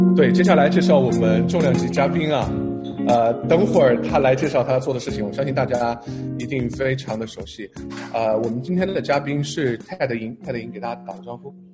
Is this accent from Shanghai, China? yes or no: no; Chengdu, Sichuan, China; 我是成都人